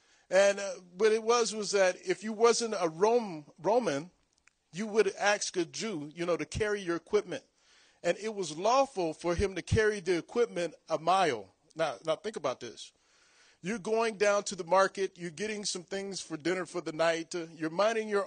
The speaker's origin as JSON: {"language": "English", "town": "Long Beach", "region": "California", "country": "United States", "tie": "born or raised there", "said": "I was born and raised in Long Beach, California"}